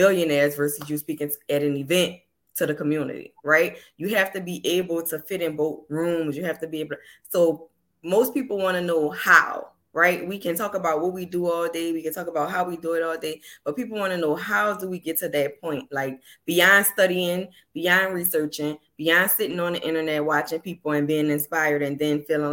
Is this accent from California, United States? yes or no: no; New Orleans, Louisiana, United States; the way I talk, I'm from New Orleans